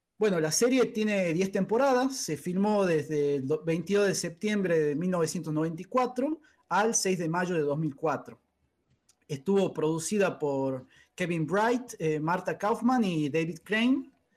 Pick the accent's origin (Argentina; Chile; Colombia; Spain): Argentina; Catamarca; moved away as an adult; now in Tucumán, Argentina; nosotros dos somos de Catamarca